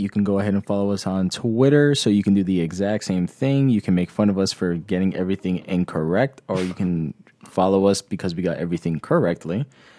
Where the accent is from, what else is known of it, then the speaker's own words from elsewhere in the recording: United States; But I am biased because I am American, so I would have preferred to keep the money.